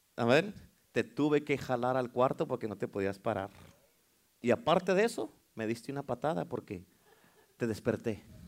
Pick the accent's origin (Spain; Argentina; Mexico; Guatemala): Mexico; now in United States; Uno como mexicano